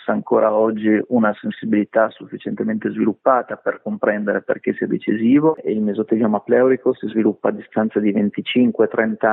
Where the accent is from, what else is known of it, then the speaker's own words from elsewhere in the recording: Cuccaro Monferrato, Piedmont, Italy; Io sono originario della provincia di Alessandria, la mia famiglia viveva a Cucchero Monferrato